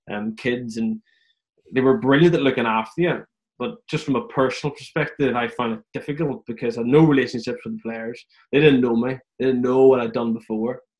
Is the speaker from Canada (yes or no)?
no; Ireland; growing up in Ireland, the European Cup's everything.